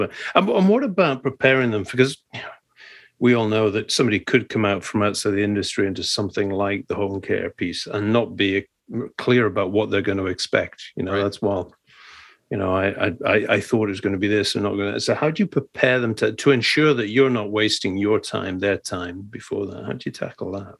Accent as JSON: {"language": "English", "region": "Scotland", "country": "United Kingdom", "said": "I'm a Scottish Presbyterian"}